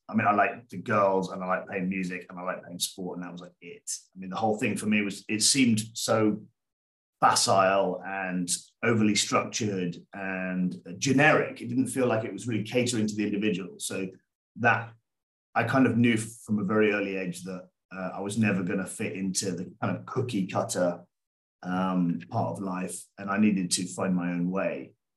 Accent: England, United Kingdom; moved away as an adult; now in Rhodes, Greece; I grew up in England

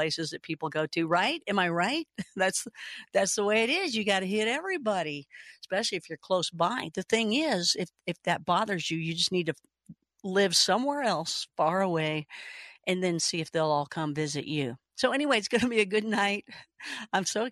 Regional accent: Kentucky, United States; I am from Kentucky.

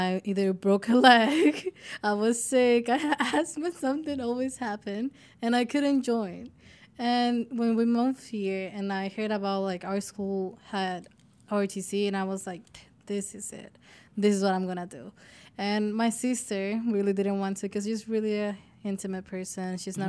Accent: Dominican Republic; So we come from the Dominican Republic.

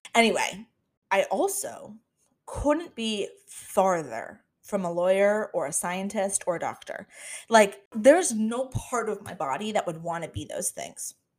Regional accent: Florida, United States; moved away as an adult; now in Washington, D.C., United States; I was born and raised in Florida, but we don't claim it

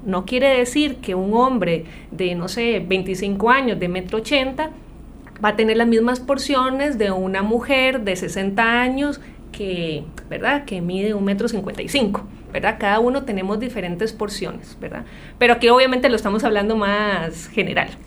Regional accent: Costa Rica; lo que hemos sido como ticos

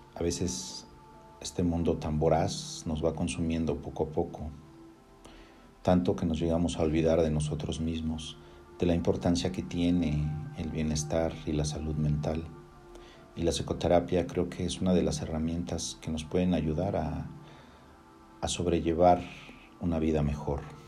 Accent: Mexico; yo soy de México

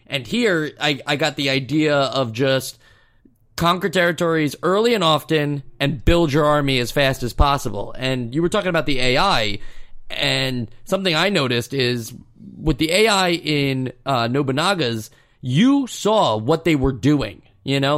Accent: United States; being an American.

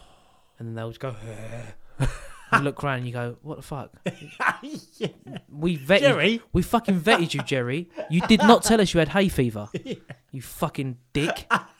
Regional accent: England, United Kingdom

